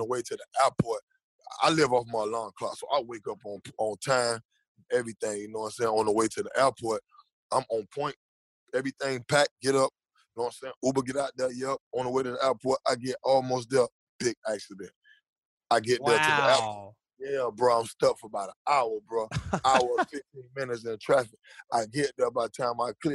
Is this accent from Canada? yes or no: no; Jamaica; also born or lived in Miami; I'm Jamaican